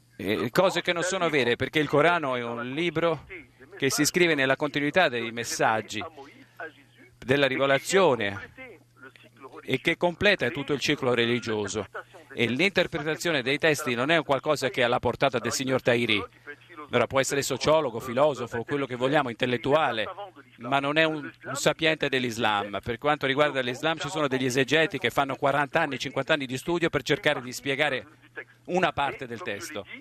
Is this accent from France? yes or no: yes; France; Italian is a second language; Noi siamo cresciuti in Francia con una cultura francese